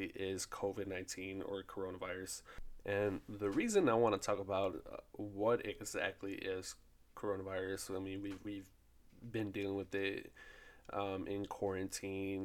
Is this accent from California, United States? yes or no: no; Fort Worth, Texas, United States; I am from Fort Worth, Texas